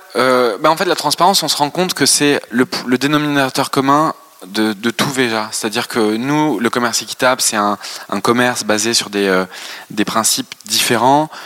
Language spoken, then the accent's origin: French; France; on a grandi en France, bien sûr, on, a des racines ici